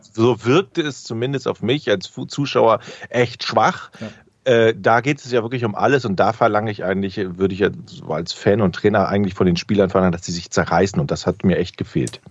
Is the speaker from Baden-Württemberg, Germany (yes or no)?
no; Düsseldorf, North Rhine-Westphalia, Germany; now in Hamburg, Germany; in meiner Heimatstadt Düsseldorf